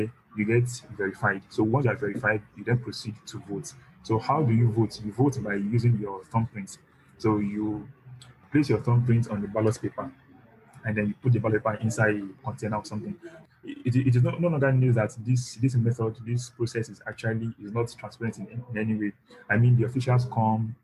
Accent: Nigeria; I'm a Nigerian.

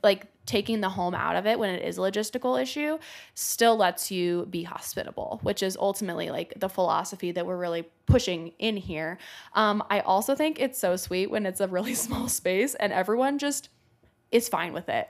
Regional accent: Oregon, United States; moved away as an adult; now in New York, United States; my family moved from where I grew up in Oregon to Idaho Falls

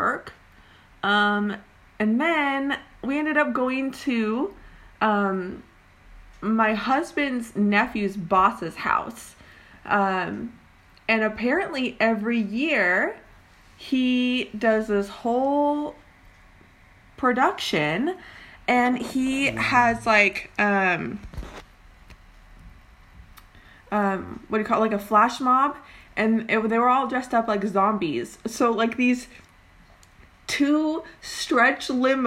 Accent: Oregon, United States; moved away as an adult; now in California, United States; I am originally from Oregon, and we moved down to California like 2 years ago

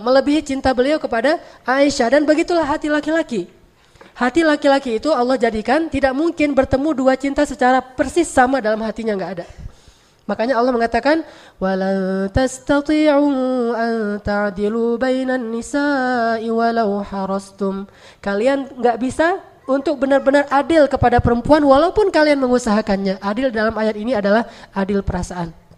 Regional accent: Aceh, Indonesia; moved away as an adult; also born or lived in Egypt; Saya sebagai orang Aceh, ibunda saya adalah Cut

